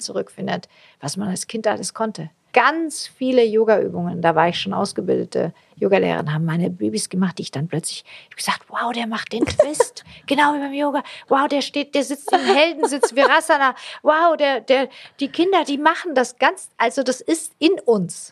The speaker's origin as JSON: {"language": "German", "region": "Swabia", "country": "Germany", "said": "Ich bin Schwäbin"}